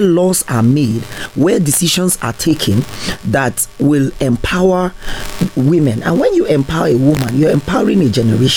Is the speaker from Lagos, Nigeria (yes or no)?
no; Plateau, Nigeria; I'm a Nigerian, I'm from Plateau